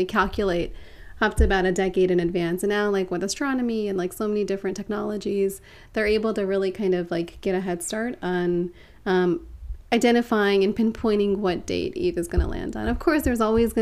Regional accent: Baltimore, Maryland, United States; I was born and raised in Baltimore

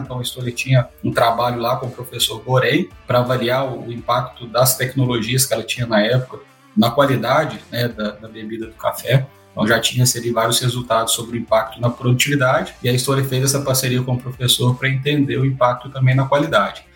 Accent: Carmo da Mata, Minas Gerais, Brazil; accent: mineiro; now in Campinas, Brazil; eu sou mineiro, de uma cidade muito bonita, né, lá no interior de Minas, que se chama Carmo da Mata

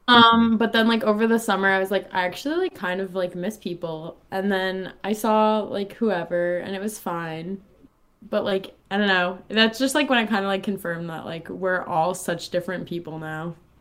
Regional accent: Long Island, New York, United States; moved away as an adult; now in Miami, United States; I moved from New York right to South Florida, literally the second after graduation

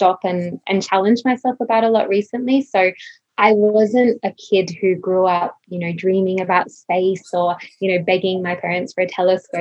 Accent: Queensland, Australia; also born or lived in Sunshine Coast / Emerald / Brisbane; I grew up in Queensland, so I was born on the Sunshine Coast and then spent a lot of my childhood in Emerald.

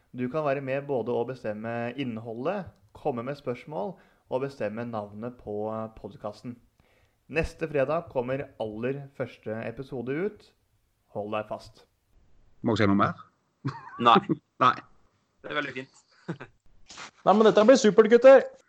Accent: Søndre Land, Innlandet, Norway; Jeg kommer fra Søndre Land

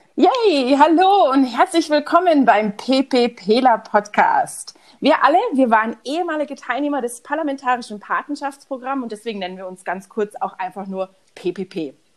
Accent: Munich, Bavaria, Germany; also born or lived in Houston, Texas; ich bin aus München

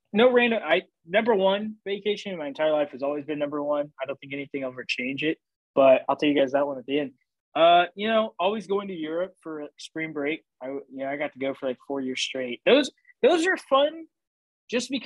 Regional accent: Oklahoma, United States; growing up in Oklahoma

